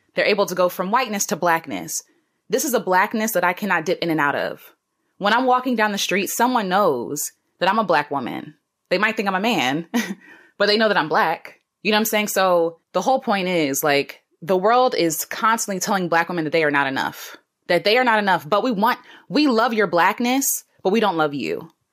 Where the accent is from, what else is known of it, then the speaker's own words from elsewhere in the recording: United States; I'm an American black woman